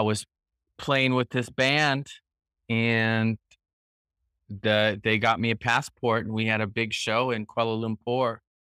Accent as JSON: {"language": "English", "area": "San Joaquin Valley", "region": "Northern California", "country": "United States", "tie": "born or raised there", "also_born_or_lived": "Cambodia / Europe", "moved": "as an adult", "lives_now": "Phan Rang, Vietnam", "said": "I'm from Northern California, so I have, I'm from the San Joaquin Valley"}